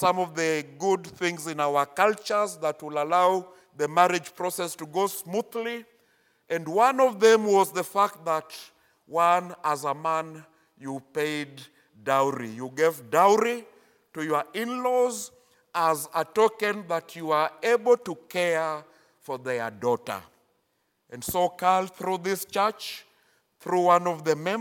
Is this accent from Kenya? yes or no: yes; Kenya; English is a second language; I come from Kenya. That's where God, in his purposes, allowed me to be born